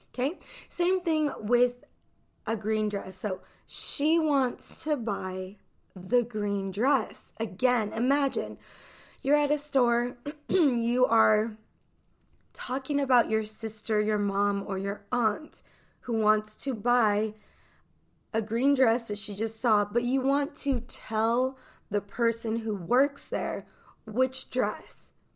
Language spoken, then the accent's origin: English; United States; I'm an American English teacher